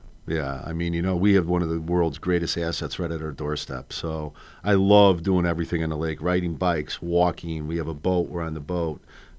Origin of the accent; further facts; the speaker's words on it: Chicago, Illinois, United States; I grew up on the North Side, yeah.